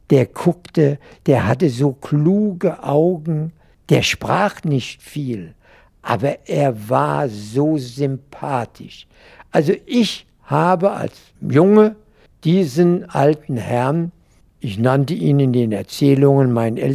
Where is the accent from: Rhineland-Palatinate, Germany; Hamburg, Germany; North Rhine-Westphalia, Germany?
Rhineland-Palatinate, Germany; Mainz; Bis zu meinem 13. Lebensjahr wohnte ich in der Mombacher Straße 44, dem Sitz der pommerschen Saatzucht, deren Geschäftsführer mein Vater wa